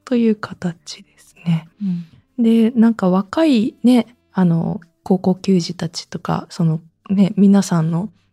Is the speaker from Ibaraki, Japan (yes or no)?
no; Saitama, Japan; moved away; also born or lived in Nagoya, Aichi / Omiya / Urawa; 私自身、実家が埼玉ですし、もともと名古屋市民でしたし